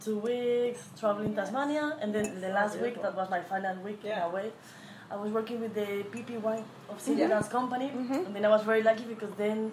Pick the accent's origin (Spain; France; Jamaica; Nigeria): Spain; Madrid, Community of Madrid; now in London, United Kingdom; Although I'm from Madrid, I'm Spain.